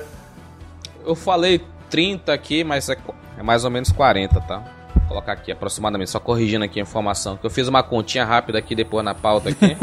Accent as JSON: {"language": "Portuguese", "region": "Amazonas", "country": "Brazil", "said": "eu sou do Amazonas"}